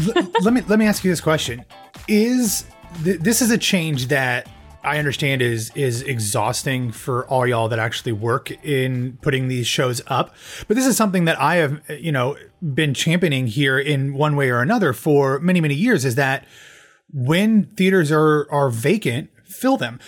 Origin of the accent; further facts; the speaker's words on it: Midwest, United States; growing up in the Midwest